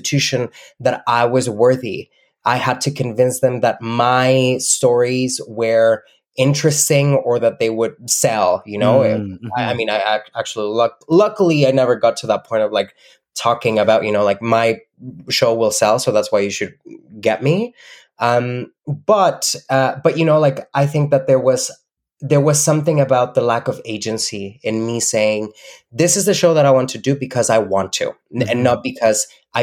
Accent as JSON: {"language": "English", "country": "Mexico", "second_language": "English", "moved": "as an adult", "lives_now": "Canada", "said": "When I was in Mexico"}